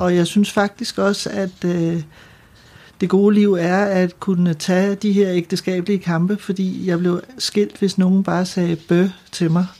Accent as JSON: {"language": "Danish", "town": "Ølstykke", "region": "Capital Region of Denmark", "country": "Denmark", "tie": "born or raised there", "also_born_or_lived": "Frederiksberg / Søborg", "said": "Jeg er født på Frederiksberg, og så flytter vi til Ølstykke, da jeg er 6 år"}